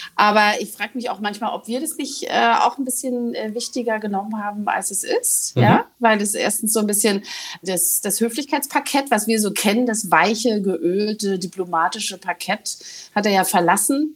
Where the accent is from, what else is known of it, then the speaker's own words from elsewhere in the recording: East Germany, Germany; als Ostdeutsche